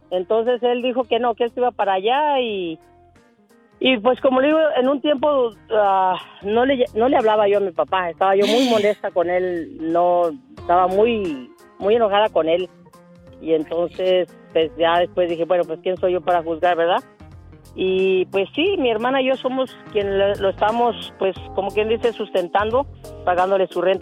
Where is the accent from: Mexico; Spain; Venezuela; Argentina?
Mexico; Villa Guerrero, Jalisco; now in United States; allá en mi pueblo, en Villagrero, Jalisco.